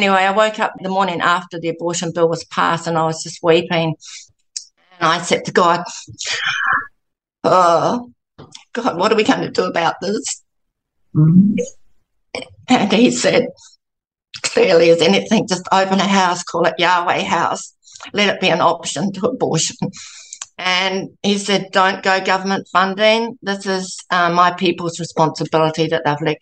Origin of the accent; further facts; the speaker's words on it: New Zealand; now in Gold Coast, Australia; I was brought up in New Zealand